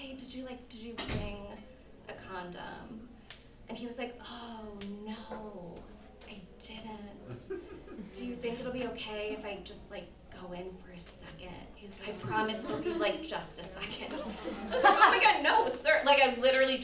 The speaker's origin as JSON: {"language": "English", "region": "Indiana", "country": "United States", "tie": "born or raised there", "said": "I grew up in Indiana"}